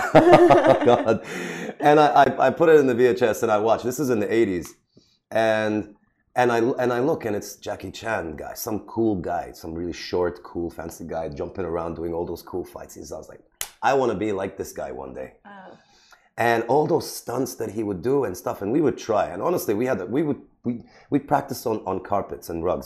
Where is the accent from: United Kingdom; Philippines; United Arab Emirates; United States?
United Arab Emirates; Sharjah; I was born in Sharjah, right? Grew up in Sharjah.